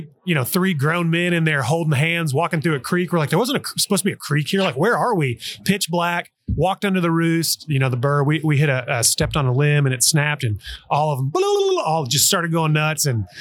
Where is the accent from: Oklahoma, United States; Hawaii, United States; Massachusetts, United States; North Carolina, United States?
Oklahoma, United States; I grew up in Oklahoma